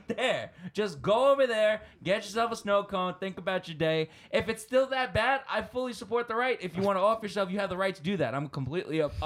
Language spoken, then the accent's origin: English; New York, United States; as a New Yorker